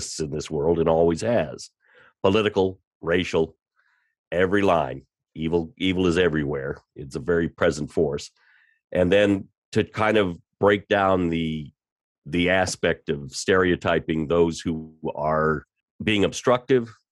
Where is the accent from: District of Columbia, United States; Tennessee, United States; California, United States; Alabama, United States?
District of Columbia, United States; Washington; I grew up in Washington, D.C., went to school there at George Washington